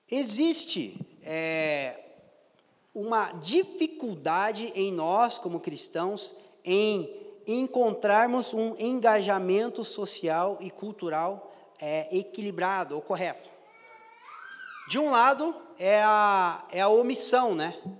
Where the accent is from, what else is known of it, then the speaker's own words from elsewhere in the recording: Brazil; sou pobre, sou brasileiro